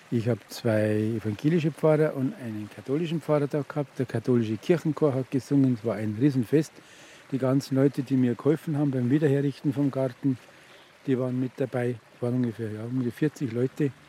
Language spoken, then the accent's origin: German; Bavaria, Germany; born there; Wobei ich natürlich gebürtiger Oberpfälzer bin.